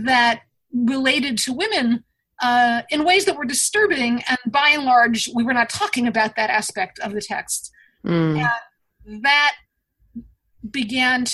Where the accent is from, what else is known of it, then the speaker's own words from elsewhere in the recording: Dutchess County, New York, United States; I grew up in Dutchess County, surrounded by trees and streams